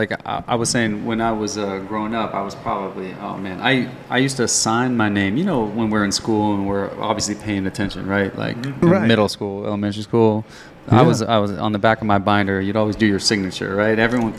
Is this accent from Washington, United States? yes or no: yes; Seattle, Washington, United States; moved away as an adult; also born or lived in Arizona; now in Puerto Rico; I was born in Seattle. So downtown Seattle.